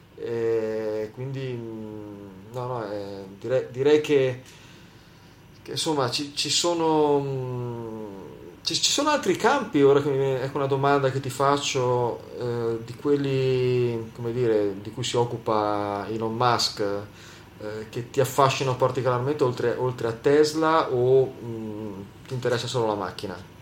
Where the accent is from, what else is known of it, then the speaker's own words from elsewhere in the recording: Liguria, Italy; da buon ligure